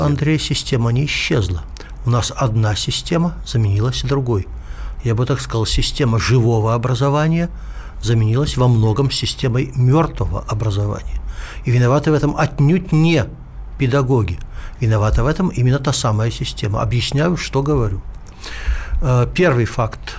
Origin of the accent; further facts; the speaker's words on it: Omsk, Omsk Oblast, Russia; moved away; из моего родного города Омска